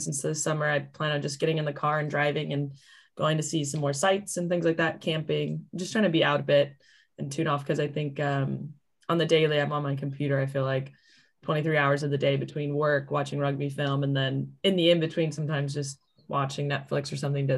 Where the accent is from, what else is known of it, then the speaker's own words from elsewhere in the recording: Kansas, United States; moved away as an adult; now in England; I'm from Kansas. It's country.